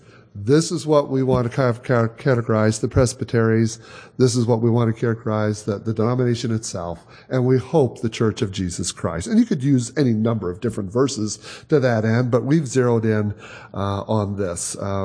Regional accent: Michigan, United States; now in Chicago, United States; We've been in Chicago now for 30-some years. I grew up in Michigan, Chicago for 30-some years.

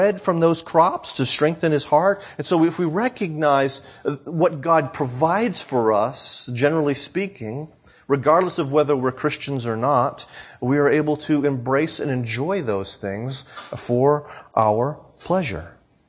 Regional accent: New England, United States; I grew up in New England. I grew up in my family.

